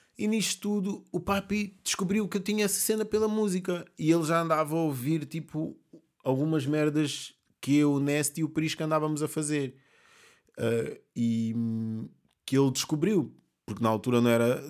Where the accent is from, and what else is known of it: Amadora, Lisbon, Portugal; born or raised there; also born or lived in Mozambique